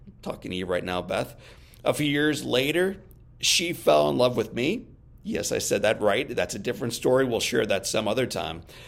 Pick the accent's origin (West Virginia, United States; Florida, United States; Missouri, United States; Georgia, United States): Missouri, United States; St. Louis; my hometown Saint Louis